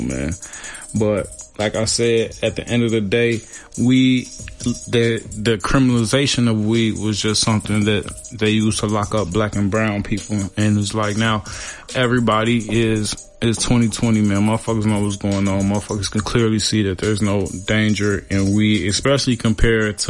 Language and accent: English; Chicago, Illinois, United States; I'm from Chicago